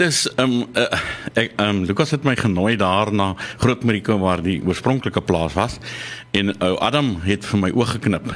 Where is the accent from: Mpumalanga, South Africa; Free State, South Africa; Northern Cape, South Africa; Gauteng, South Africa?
Mpumalanga, South Africa; Nelspruit; moved away; also born or lived in Western Cape; ek is daar van Mpumalanga, uh Nelspruit